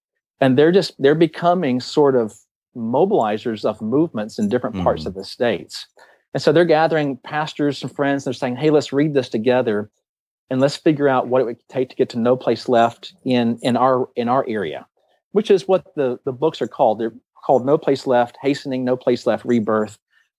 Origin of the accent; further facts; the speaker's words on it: Taiwan; And I grew up in Taiwan